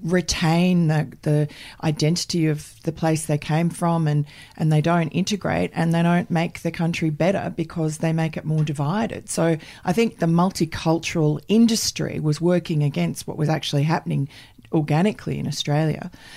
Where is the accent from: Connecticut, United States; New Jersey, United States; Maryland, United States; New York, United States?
New York, United States; born there; I was born in Jamaica, Queens, which is Donald Trump territory.